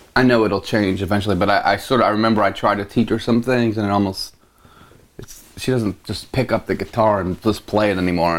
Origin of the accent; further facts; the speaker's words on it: Philadelphia, Pennsylvania, United States; grew up in the suburbs, just outside of Philly, not like far suburbs